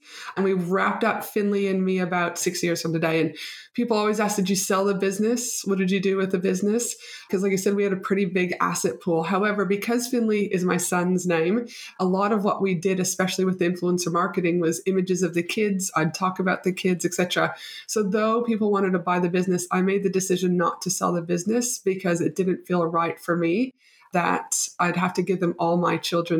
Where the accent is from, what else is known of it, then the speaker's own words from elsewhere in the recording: Canada; now in Brisbane, Australia; proud Canadian